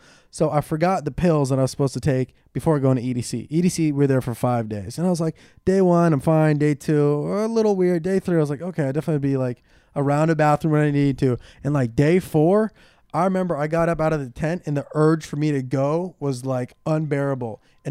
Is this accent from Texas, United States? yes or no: no; Ventura, California, United States; I'm from Ventura, like Camarillo area.